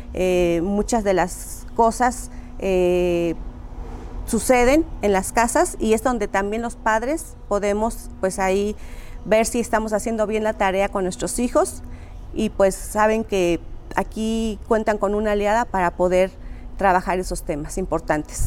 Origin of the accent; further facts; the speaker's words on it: Tlatlauquitepec, Puebla, Mexico; originaria de Tlatlauquitepec, Puebla